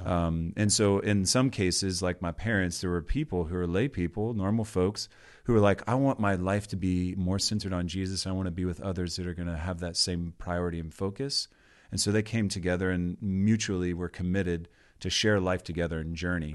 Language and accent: English; Georgia, United States; moved away; But grew up in Georgia, the second of eight kids in my family.